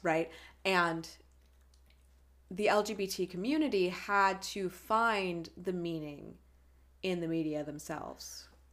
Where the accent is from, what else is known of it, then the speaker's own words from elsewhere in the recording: United States; I am an American